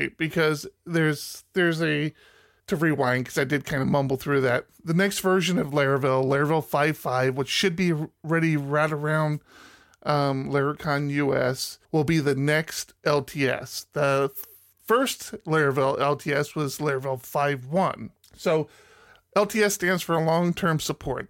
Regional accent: United States; moved away; I grew up outside of, uh, D C

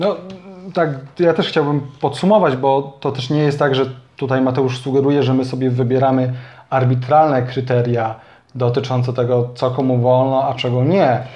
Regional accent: Kraków, Lesser Poland, Poland; u nas w Krakowie

